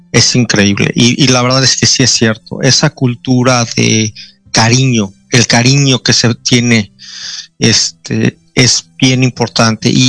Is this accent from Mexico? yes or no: yes; Mexico; now in Australia; Y la forma de que me trataban como hindú era muy diferente que cuando yo decía, oye, este, soy mexicano.